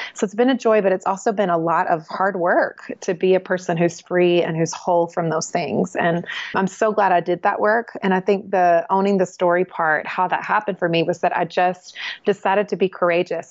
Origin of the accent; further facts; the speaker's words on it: the South, United States; Well, I was raised in the South and I love the South where I was raised.